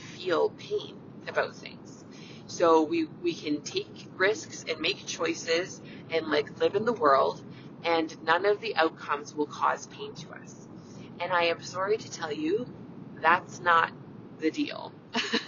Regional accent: Canada; I'm a Canadian family physician

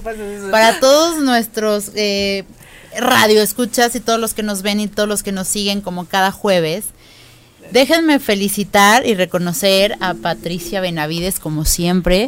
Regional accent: Mexico

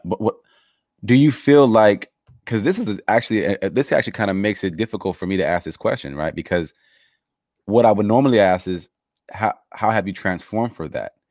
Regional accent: Los Angeles, California, United States; I grew up in Los Angeles

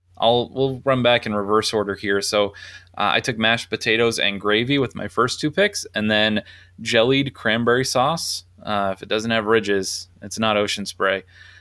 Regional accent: Massachusetts, United States; I'm from Massachusetts.

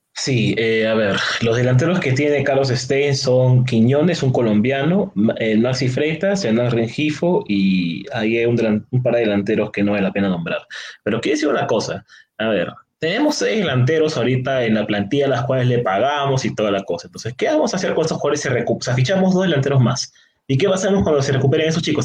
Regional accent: Lima, Peru; como limeño que soy

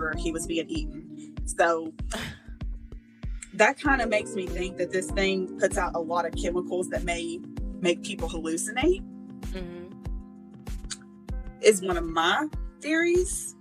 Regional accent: Tennessee, United States; I'm from Tennessee

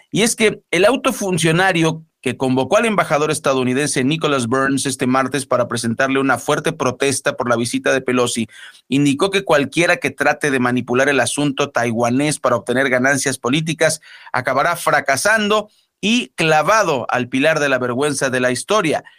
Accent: Mexico; como somos los mexicanos

